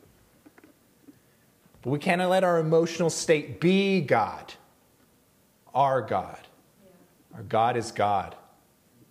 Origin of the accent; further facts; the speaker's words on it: El Paso, Texas, United States; moved away; I'm originally from El Paso